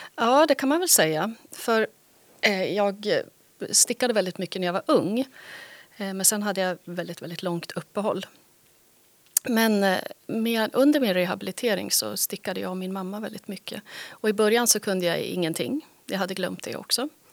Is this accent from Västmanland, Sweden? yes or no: yes; Västerås, Västmanland, Sweden; also born or lived in Skåne / Helsingborg; now in Härnösand, Sweden; Jag är från Västerås från början. Och sen bodde jag 25 år i Skåne